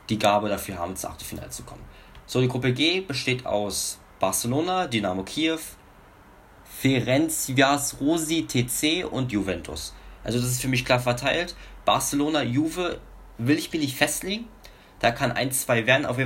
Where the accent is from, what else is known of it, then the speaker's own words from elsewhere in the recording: Germany; Ich bin Deutscher, das ist für mich schwere Sprache.